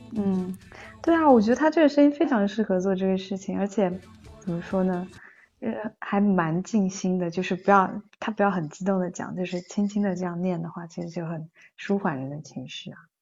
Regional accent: Taizhou, Zhejiang, China; 我是浙江台州的

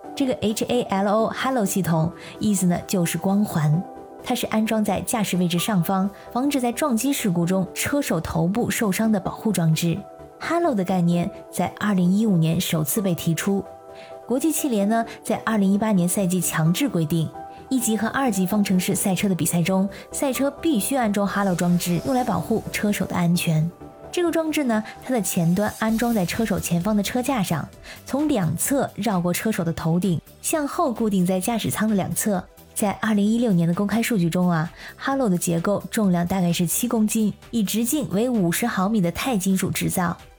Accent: China; 按照我们中国人的老话，那可是必有后福。

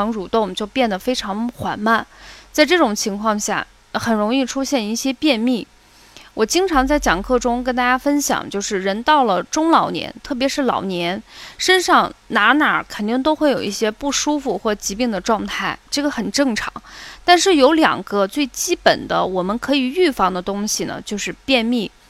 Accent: Qinghai, China; moved away; also born or lived in Xi'an, Shaanxi (family hometown); 那时候我们还住在青海，妈妈去西安，就是回到我们的老家去旅游一周。

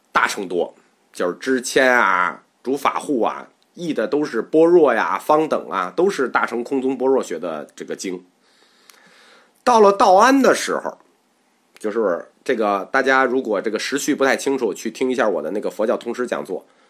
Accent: China; 我们中国人

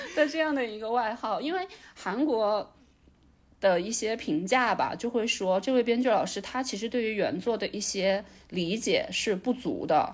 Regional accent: China; 我作为一个中国人

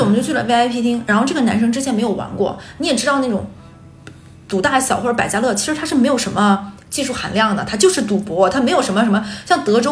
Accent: Northeast China, China; 我们几个人都是东北人

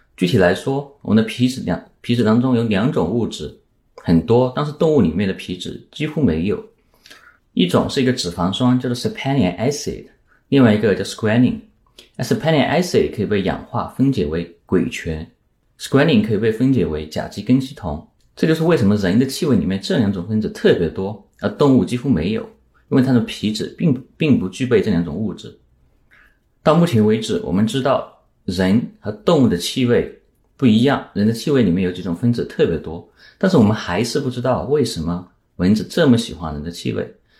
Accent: Yunnan, China; also born or lived in Princeton, United States / Ithaca, United States; now in United States; 在我的家乡云南

